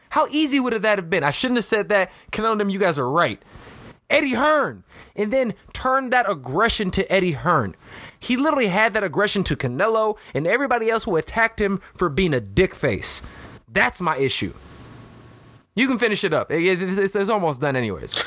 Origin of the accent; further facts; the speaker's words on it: Chicago, Illinois, United States; my hometown of Chicago